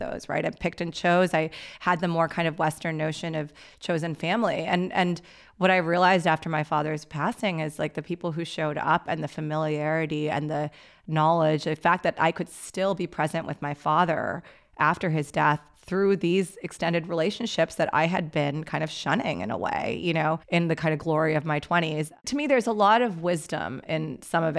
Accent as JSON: {"language": "English", "country": "Pakistan", "said": "I'm Pakistani"}